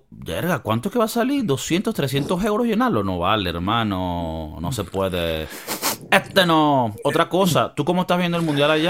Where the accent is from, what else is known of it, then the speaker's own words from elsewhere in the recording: Venezuela; ¿Tú crees que como venezolanos es una dicha o, o es una.